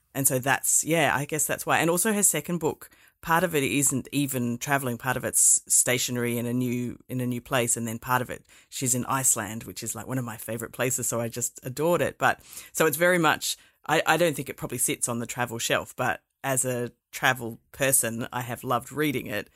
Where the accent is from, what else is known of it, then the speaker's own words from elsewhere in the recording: Perth, Western Australia, Australia; I grew up here in Perth